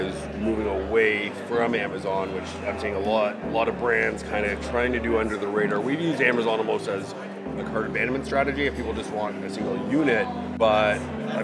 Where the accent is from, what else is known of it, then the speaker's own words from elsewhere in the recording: Toronto, Ontario, Canada; I'm from Toronto.